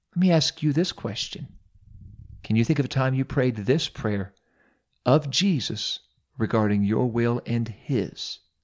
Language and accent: English; Mount Vernon, Ohio, United States; I served as pastor of Apostolic Church here in my hometown, home church here in Mount Vernon, Ohio